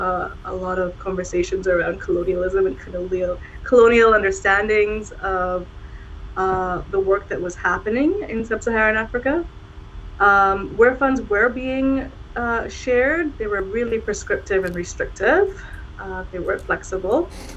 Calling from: Ottawa, Ontario, Canada; I'm calling in from Ottawa, which is the unceded territory of the Algonquin and Anishinaabe. I'm in Ottawa.

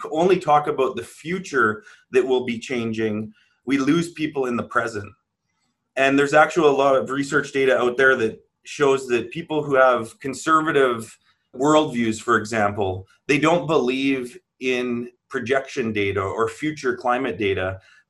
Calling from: Manitoba, Canada; I'm coming from Treaty One territory in the homelands of the Métis Nation.

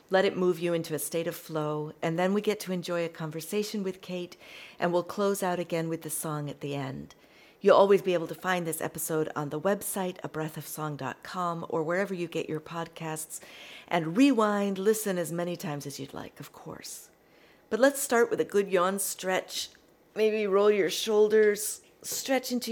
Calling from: Sheffield, Yorkshire and the Humber, United Kingdom; I'm coming from Burngreave, which is an area in the middle of Sheffield in the UK.

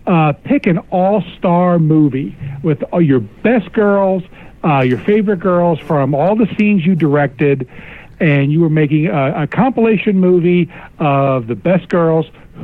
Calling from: Cincinnati, Ohio, United States; from Cincinnati.

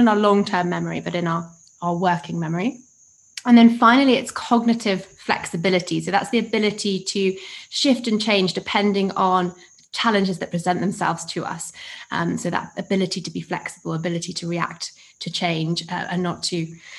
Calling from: Uganda; Yes, I am calling in from Uganda today.

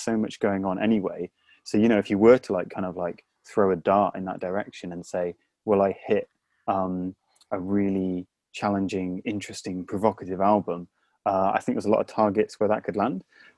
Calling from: London, United Kingdom; I'm calling from the UK. For now, it's the UK. And London.

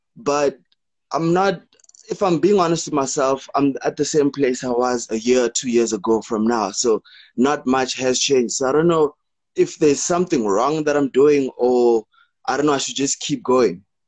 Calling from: South Africa; I'm calling from South Africa.

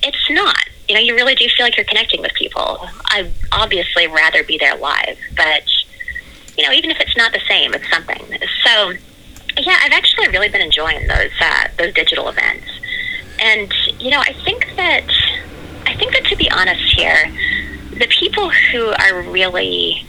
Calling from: New York City, New York, United States; I'm calling from New York City, so hello from the red zone.

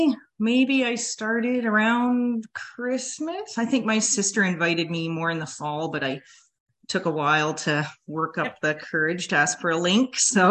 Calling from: Saskatoon, Saskatchewan, Canada; we're living in Saskatoon, Saskatchewan at the moment. So that's where I zoom in from.

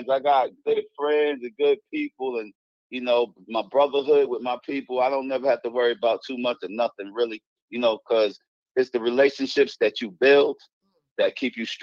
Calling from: North Carolina, United States; from North

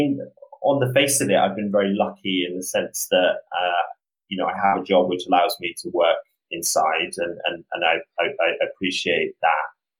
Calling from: New York City, New York, United States; So I'm calling from Brooklyn, New York, calling from my apartment.

